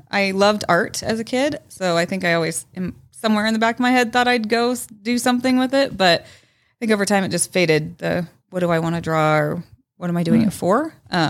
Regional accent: Arvada, Colorado, United States; We were right off of 64th and Ward is where I grew up.

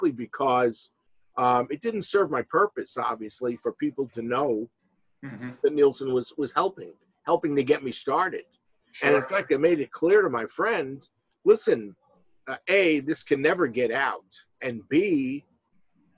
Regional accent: New York City, New York, United States; now in Skokie, United States; I grew up in New York City and in the 60s.

